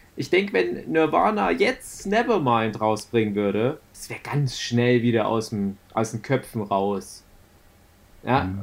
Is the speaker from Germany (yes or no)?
yes; Saxony, Germany; bei uns in Sachsen